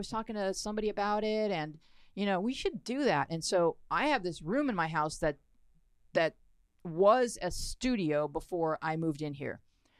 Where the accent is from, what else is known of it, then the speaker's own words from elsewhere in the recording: Buffalo, New York, United States; now in Los Angeles, United States; No, I grew up in Buffalo, New York.